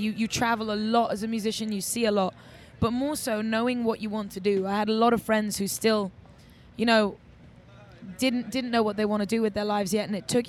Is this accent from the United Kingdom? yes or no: yes; England, United Kingdom; I think I grew up in England, and I was out young. I was promoting nightclubs.